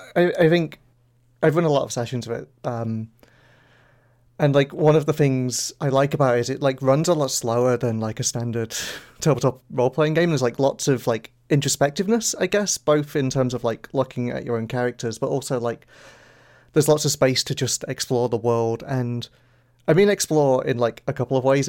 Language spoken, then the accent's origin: English; the north of England, United Kingdom; I think we're both from Northern England